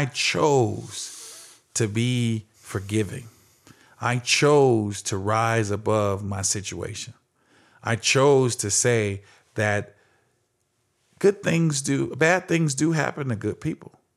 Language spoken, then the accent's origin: English; Phoenix, Arizona, United States; growing up in Phoenix, Arizona